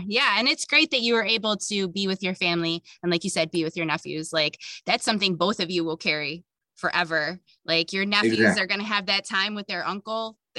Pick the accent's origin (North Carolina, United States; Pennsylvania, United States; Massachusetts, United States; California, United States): North Carolina, United States; Camp Lejeune; That's so funny because I was born and raised in North Carolina. So that's really funny.